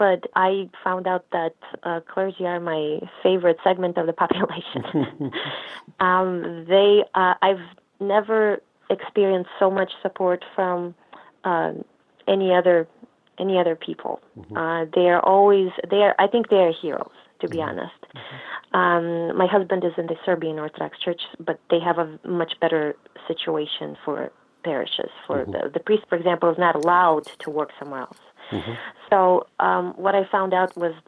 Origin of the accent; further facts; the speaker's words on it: Russia; moved away as an adult; now in United States; I grew up in Russia. I only moved here 16 years ago.